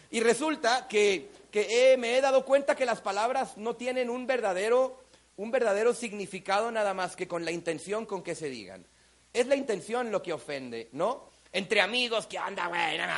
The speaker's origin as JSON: {"language": "Spanish", "country": "Mexico", "said": "Yo soy mexicano, aunque hablo raro. Claro, porque hablo en muchos países y uno tiene que aprender a tener un tono universal."}